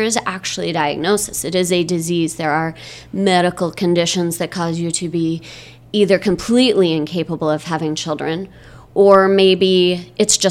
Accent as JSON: {"language": "English", "region": "Michigan", "country": "United States", "tie": "born or raised there", "also_born_or_lived": "Bay Area, California", "moved": "as an adult", "lives_now": "Chandler, United States", "said": "I grew up in Michigan and spent some time living in the Bay Area of California after college, and I'm now living in Chandler, Arizona"}